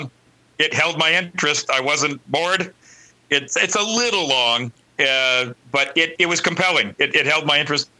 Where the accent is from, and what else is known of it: California, United States